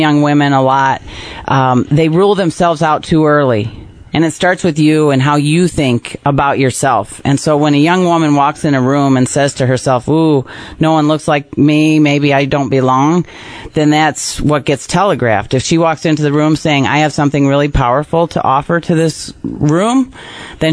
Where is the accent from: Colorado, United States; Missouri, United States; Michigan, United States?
Michigan, United States; Napoleon; I live in my hometown. I live next door to my sister, next door to my dad, right where I grew up on this amazing lake, Wolf Lake, out in Napoleon